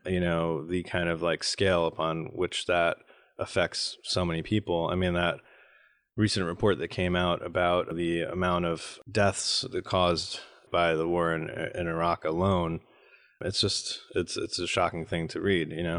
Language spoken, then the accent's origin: English; United States; we Americans have, uh, this democracy that we're here to bring to you